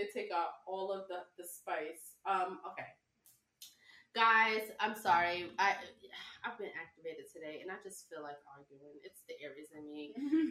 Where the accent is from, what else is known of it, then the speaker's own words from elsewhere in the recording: New York City, New York, United States; No, I'm from the South. No, mm-hmm. My family's from the South. I'm from Brooklyn.